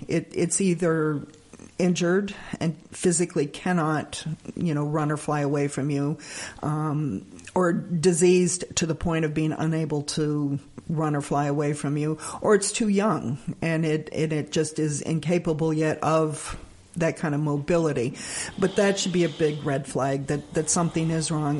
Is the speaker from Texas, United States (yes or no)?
no; Alabama, United States; now in Bern, United States; I actually grew up in Alabama.